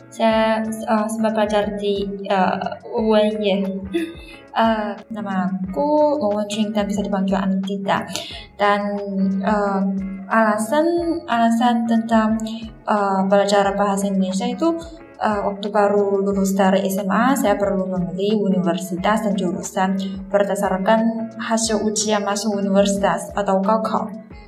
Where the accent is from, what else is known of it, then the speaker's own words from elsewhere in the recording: Changsha, Hunan, China; Indonesian is a second language; di kampung halamanku, kota Changsha, provinsi Hunan